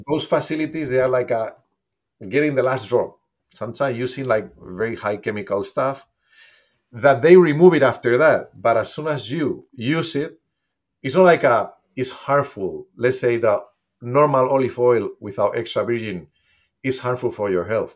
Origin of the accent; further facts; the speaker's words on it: Spain; moved away; since I'm from Spain, I, my family was producing olive oil always. Basically, I grew up using olive oil